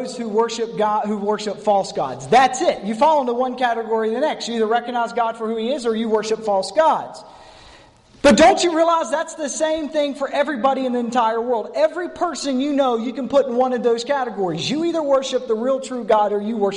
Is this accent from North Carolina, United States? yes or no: yes; North Carolina, United States; accent: North Carolina; that's my North Carolina Pharaoh.